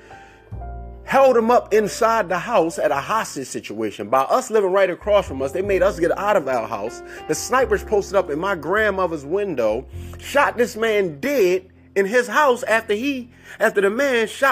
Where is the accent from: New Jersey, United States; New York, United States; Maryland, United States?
Maryland, United States; Baltimore; I grew up in Cherry Hill, Baltimore